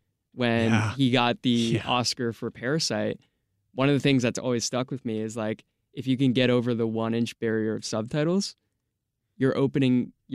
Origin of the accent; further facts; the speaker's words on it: United States; Always growing up in America.